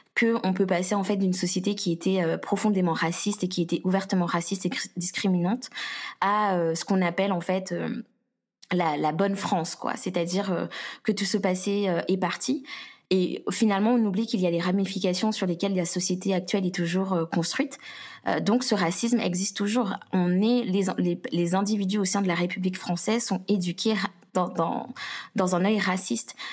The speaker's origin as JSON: {"language": "French", "country": "Guadeloupe", "said": "je suis guadeloupéenne"}